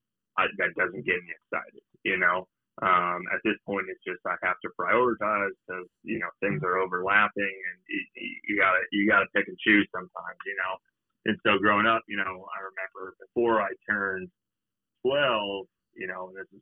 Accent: Palo Alto, California, United States; moved away; I grew up in Palo Alto, California

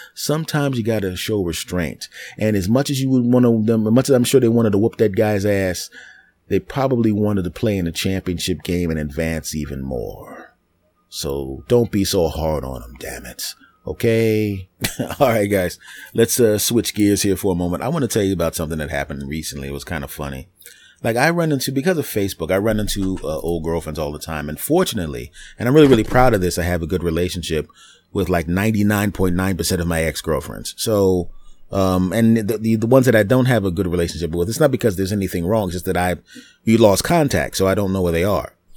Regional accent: East Coast, United States; I was from the East Coast

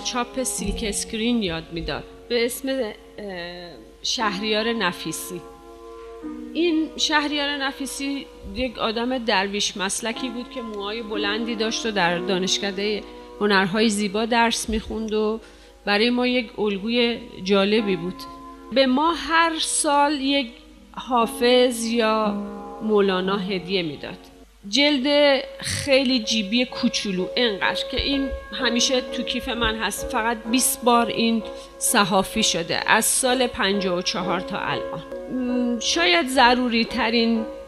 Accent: Tehran, Tehran Province, Iran; برادرم دنیا اومده بود و ما تازه مهاجرت کرده بودیم به شمرون من سه سالم هم شاید نشده بود

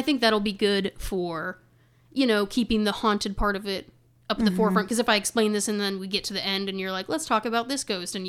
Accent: Memphis, Tennessee, United States; I'm originally from Memphis, born and raised.

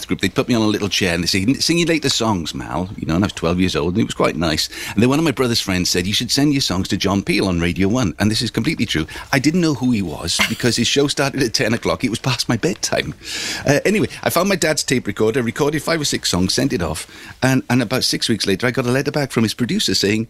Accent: Swansea, Wales, United Kingdom; I'm from Swansea

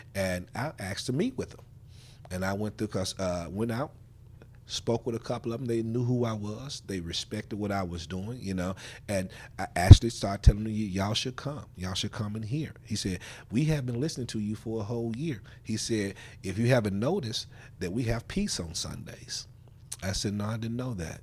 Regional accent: Memphis, Tennessee, United States; I am a product of the Fraser community. I grew up here in Fraser

